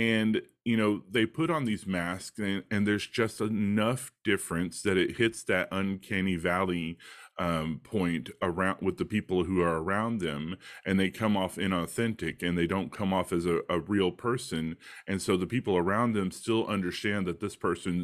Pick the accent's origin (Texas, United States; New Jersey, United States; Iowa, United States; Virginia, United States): Texas, United States; I grew up in Texas, the American South